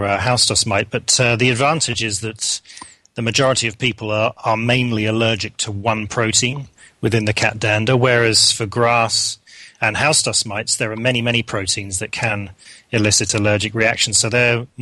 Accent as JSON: {"language": "English", "region": "London", "country": "United Kingdom", "tie": "born or raised there", "moved": "as an adult", "lives_now": "Hamilton, Canada", "said": "I am from southwest London. I grew up in the Wimbledon area, went to school in Wimbledon"}